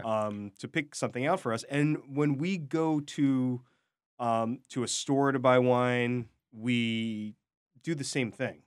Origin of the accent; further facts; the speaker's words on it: New York City, New York, United States; as a New Yorker